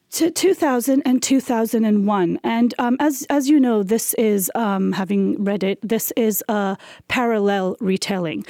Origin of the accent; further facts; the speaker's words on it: Pakistan; we are a post-colonial country. Pakistan is, it came, became a sovereign